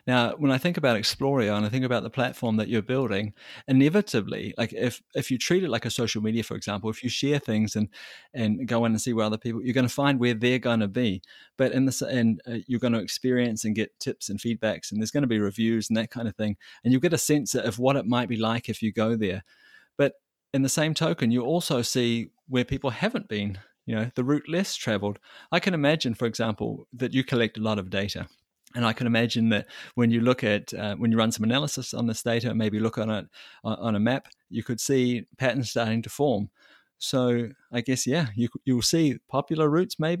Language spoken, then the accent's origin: English; New Zealand; I come from New Zealand